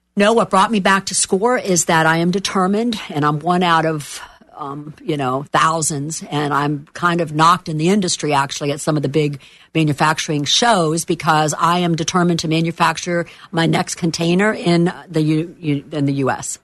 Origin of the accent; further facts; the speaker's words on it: Miami, Florida, United States; moved away as an adult; now in Orlando, United States; I am from Miami